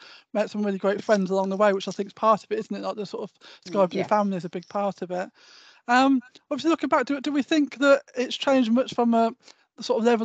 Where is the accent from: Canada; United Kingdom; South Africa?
United Kingdom; Coventry, West Midlands; I came from Coventry and I felt proud